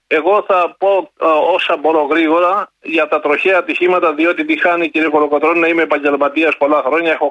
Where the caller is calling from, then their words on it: Epirus, Greece; Είμαι από τα Τζουμέρκα σήμερα. Σα χαιρετώ από τα